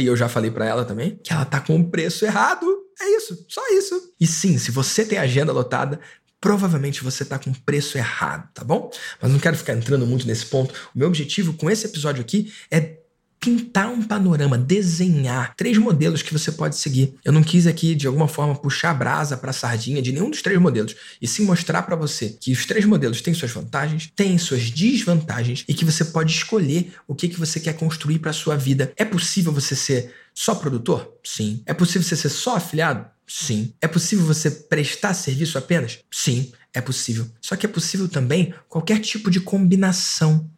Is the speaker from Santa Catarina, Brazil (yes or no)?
no; Rio de Janeiro, Brazil; Aqui na minha cidade, eu sou do Rio de Janeiro